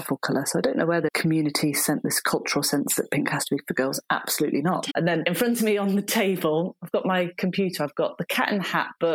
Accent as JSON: {"language": "English", "area": "Shropshire", "region": "West Midlands", "country": "United Kingdom", "tie": "born or raised there", "also_born_or_lived": "Nottingham", "accent": "northern", "moved": "as an adult", "lives_now": "Dorset, United Kingdom", "said": "I was brought up in Shropshire"}